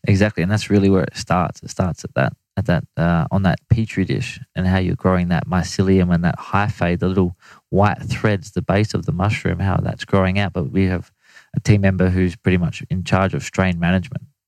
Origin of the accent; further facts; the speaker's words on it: Australia; as an Australian